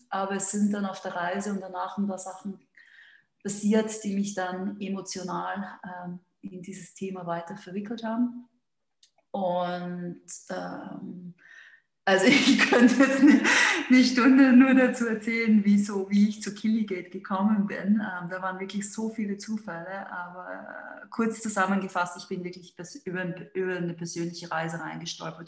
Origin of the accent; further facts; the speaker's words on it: Austria; moved away as an adult; also born or lived in London / Hong Kong / Singapore / Madrid; now in Switzerland; ich bin Österreicherin